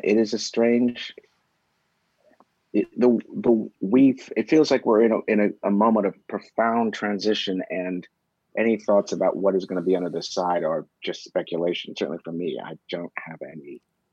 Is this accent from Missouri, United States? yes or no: yes; Columbia, Missouri, United States; moved away; also born or lived in Berkeley, California / Southeast Asia; I was raised mostly in Columbia